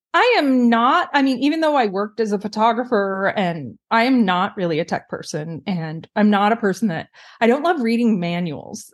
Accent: Pacific Northwest, United States; moved away as an adult; also born or lived in California; now in Seattle, United States; I grew up in the Pacific Northwest

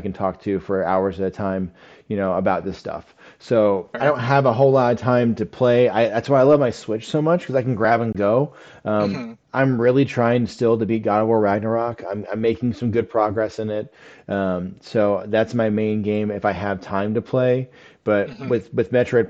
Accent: Indiana, United States; We're both from Indiana

